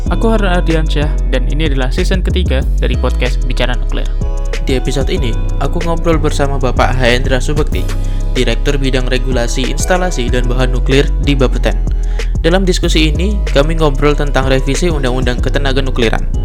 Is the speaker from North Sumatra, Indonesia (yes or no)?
no; Surabaya, East Java, Indonesia; saya orang Surabaya juga, Pak.